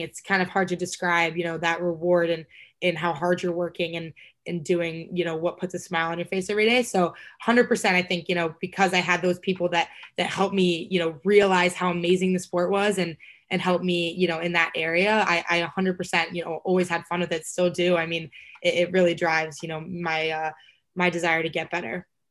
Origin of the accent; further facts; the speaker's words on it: Texas, United States; I'm from Texas